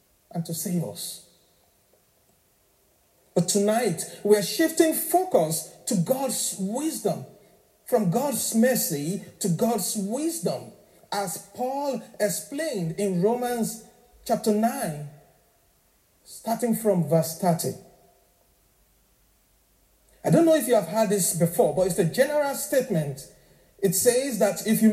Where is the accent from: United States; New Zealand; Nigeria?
Nigeria; now in Northern Ireland, United Kingdom; I'm originally from Nigeria, so I'm African.